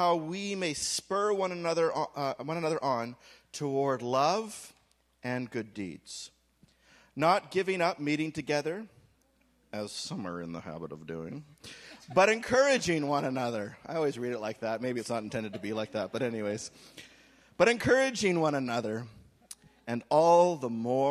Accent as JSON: {"language": "English", "country": "Canada", "said": "I'm saying this simply as a Canadian"}